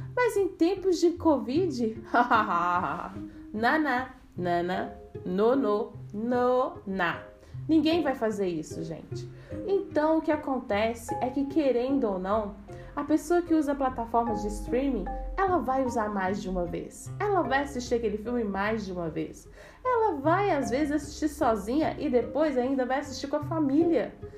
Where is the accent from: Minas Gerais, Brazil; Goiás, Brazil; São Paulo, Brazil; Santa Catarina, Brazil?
Minas Gerais, Brazil; eu sou mineira e eu tomo cafezinho